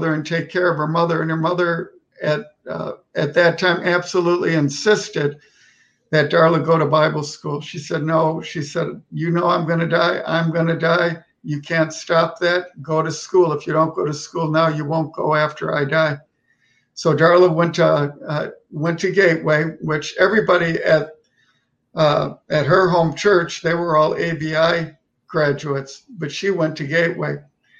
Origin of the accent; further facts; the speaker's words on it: Milwaukee, Wisconsin, United States; moved away as an adult; I was born in Milwaukee, Wisconsin, and that's was my home